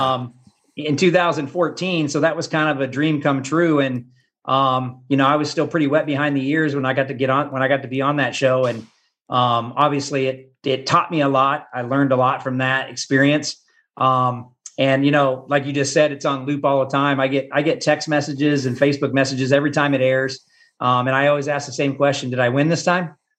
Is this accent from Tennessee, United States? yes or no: no; Topeka, Kansas, United States; now in Gardner, United States; I grew up in Topeka, Kansas, which is about an hour from Kansas City